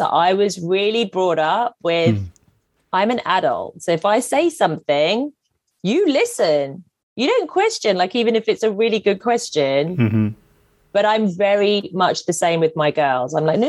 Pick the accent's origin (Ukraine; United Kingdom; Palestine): United Kingdom; Kent, South East England; moved away as an adult; now in London, United Kingdom; growing up in Kent in the 70s and 80s was really hard as an Asian kid or just anybody who was a little bit different.